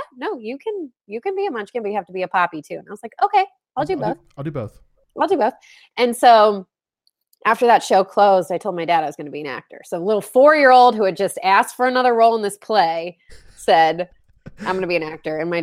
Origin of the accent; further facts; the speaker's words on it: Orlando or Jacksonville, Florida, United States; we're from Orlando or Jacksonville